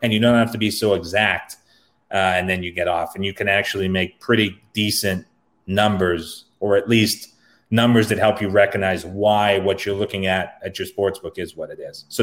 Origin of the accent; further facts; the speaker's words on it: Canada; I'm Canadian